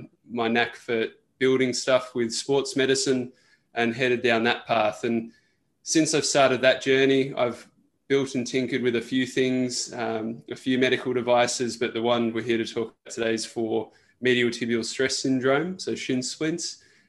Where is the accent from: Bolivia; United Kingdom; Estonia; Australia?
Australia; I'm an Australian national medalist swimmer. I represented Australia at the World Cups.